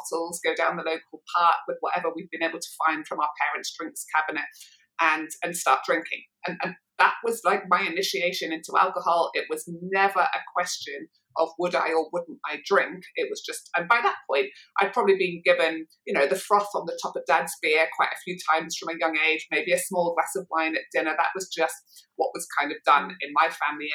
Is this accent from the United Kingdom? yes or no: yes; Manchester, North West England, United Kingdom; I was growing up in Manchester